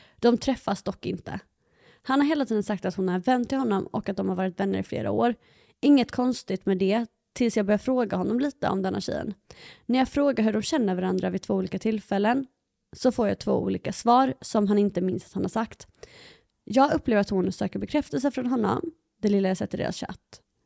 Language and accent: Swedish; Halmstad, Halland County, Sweden; jag var hemma i Halmstad